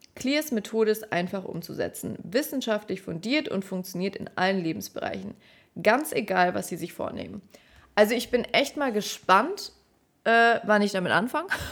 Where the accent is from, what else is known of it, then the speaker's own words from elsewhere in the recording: Stuttgart, Baden-Württemberg, Germany; moved away as an adult; also born or lived in Heidenheim / Munich; now in Nuremberg, Germany; die Liebe zu meiner Heimat so richtig ähm, entdeckt